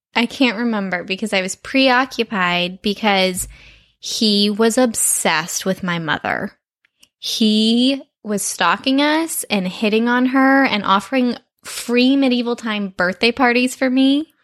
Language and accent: English; Texas, United States; now in Los Angeles, United States; I'm from Texas